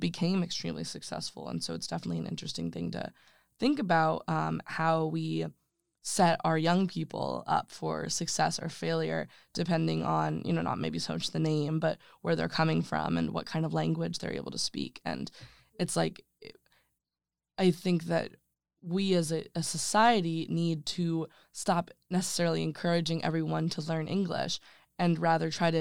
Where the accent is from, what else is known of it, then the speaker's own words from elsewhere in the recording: Maryland, United States; moved away; I'm from Maryland